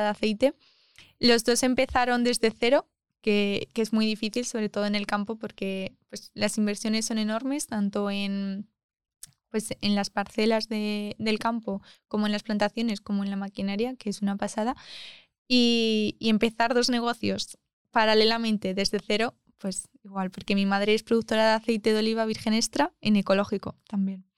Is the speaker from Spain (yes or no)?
yes; Almagro, Castilla-La Mancha, Spain; moved away as an adult; now in Madrid, Spain; me gusta mucho mi pueblo, que es Almagro